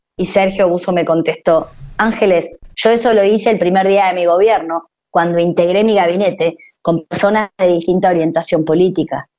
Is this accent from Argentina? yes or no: yes; Argentina; somos los argentinos